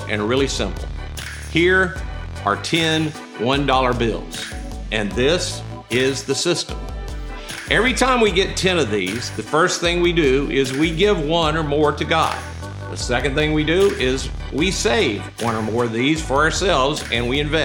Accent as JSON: {"language": "English", "region": "Mississippi", "country": "United States", "said": "I'm from Mississippi"}